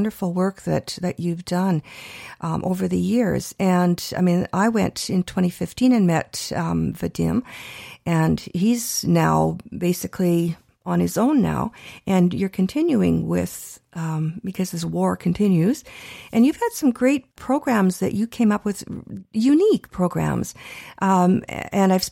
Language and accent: English; Canada; we're Canadian born